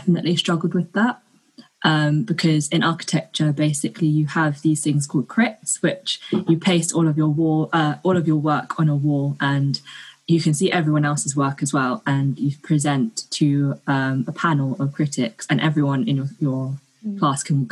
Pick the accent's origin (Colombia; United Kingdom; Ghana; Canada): United Kingdom; London; also born or lived in Singapore; I was born in Singapore. I grew up in and around London with Malaysian Chinese parents